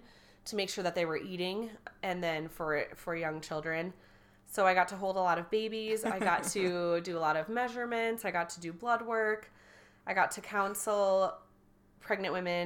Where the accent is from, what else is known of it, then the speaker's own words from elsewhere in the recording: Chippewa Falls, Wisconsin, United States; accent: Midwest; I grew up in a small town called Chippewa Falls, Wisconsin